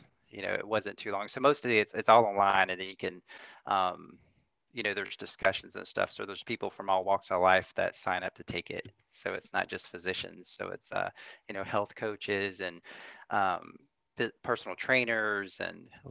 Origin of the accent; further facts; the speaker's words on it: North Central Florida, United States; moved away; growing up in North Central Florida